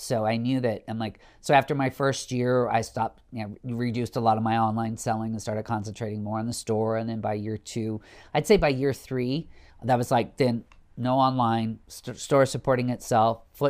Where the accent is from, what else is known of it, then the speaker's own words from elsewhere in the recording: Midwest, United States; vanilla plain as my palate is growing up in the Midwest.